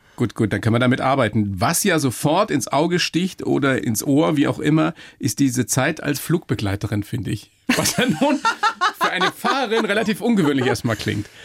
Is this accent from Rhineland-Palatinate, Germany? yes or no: no; Weiden, Bavaria, Germany; ich bin aus Weiden